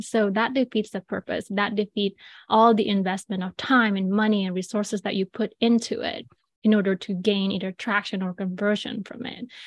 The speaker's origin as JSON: {"language": "English", "region": "Bali", "country": "Indonesia", "tie": "born or raised there", "moved": "yes", "said": "I was born and raised in Bali, Indonesia."}